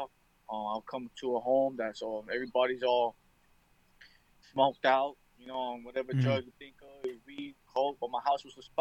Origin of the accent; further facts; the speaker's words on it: Waipahu, Hawaii, United States; I was born and raised in this beautiful island of Hawaii.